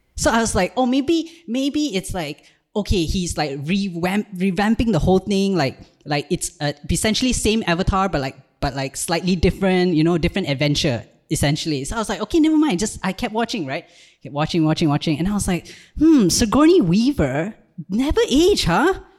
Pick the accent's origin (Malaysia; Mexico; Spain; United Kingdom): Malaysia; moved away as an adult; also born or lived in Ireland; now in Malta; I'm from Malaysia, and I did a brief stint in Ireland in twenty twenty-two, but now I live in Malta